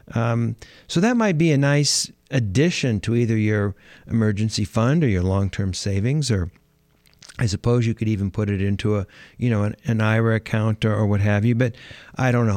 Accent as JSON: {"language": "English", "town": "Los Angeles", "region": "California", "country": "United States", "said": "I'm from California. I'm from Los Angeles."}